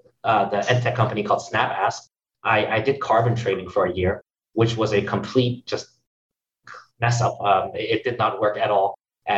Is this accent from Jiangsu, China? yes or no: yes; Nanjing, Jiangsu, China; moved away; also born or lived in Hong Kong / Singapore; I'm from China.